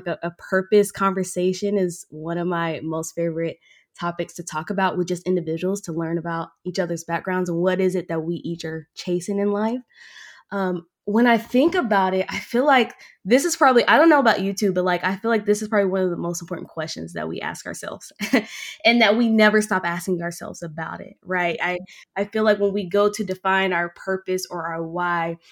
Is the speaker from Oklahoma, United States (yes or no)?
yes; Oklahoma, United States; moved away as an adult; now in Utah, United States; I was born and raised in Oklahoma